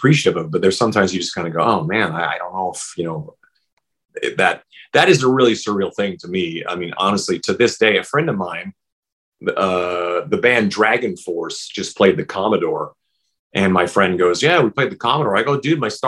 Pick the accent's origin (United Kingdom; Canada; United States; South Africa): Canada; Saskatchewan; moved away; also born or lived in Vancouver; growing up in Saskatchewan